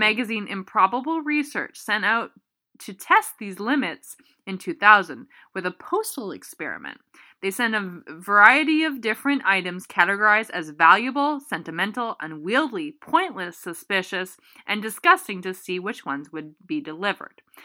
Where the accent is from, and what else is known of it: Canada